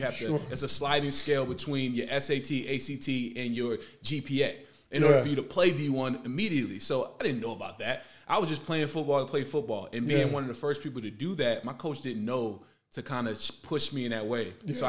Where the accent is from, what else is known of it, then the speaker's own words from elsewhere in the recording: New York City, New York, United States; We talking about New York City. We talking about the concrete jungle. We talking about Queens, Bronx, Brooklyn, there Long Island. That is everything that I grew up in.